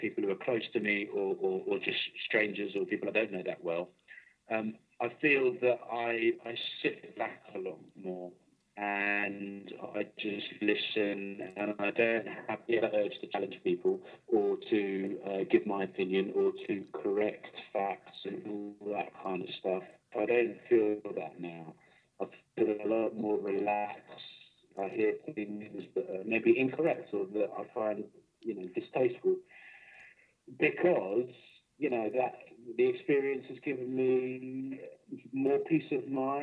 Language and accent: English; London, United Kingdom; now in Bristol, United Kingdom; I grew up in South London as a Reform Jew.